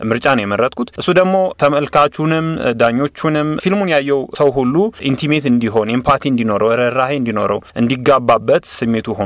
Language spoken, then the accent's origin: Amharic; Ethiopia; moved away as an adult; also born or lived in Kenya; የመጀመሪያው የምስራቅ አፍሪ አፍሪካዊና ኢትዮጵያዊ ነኝ ይህንን ነገር በማሸነፍ